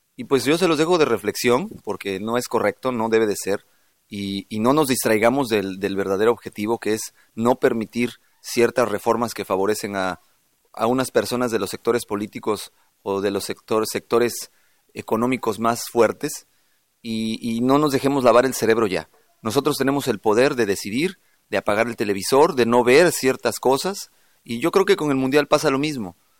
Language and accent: Spanish; Mexico